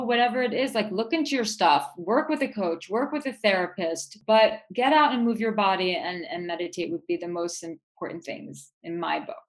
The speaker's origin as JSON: {"language": "English", "town": "New York City", "region": "New York", "country": "United States", "tie": "born or raised there", "said": "Like I grew up in New York City. I born and raised Manhattanite"}